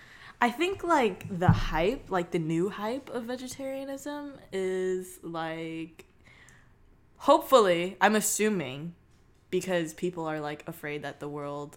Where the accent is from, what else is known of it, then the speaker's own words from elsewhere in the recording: Torrance, California, United States; Literally, I was born in Torrance, California.